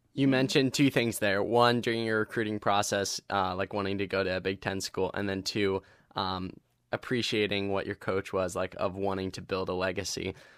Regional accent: Ohio, United States; coming from Ohio

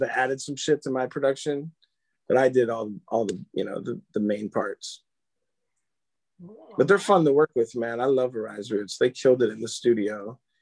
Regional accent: Philadelphia, Pennsylvania, United States; I'm from Philly

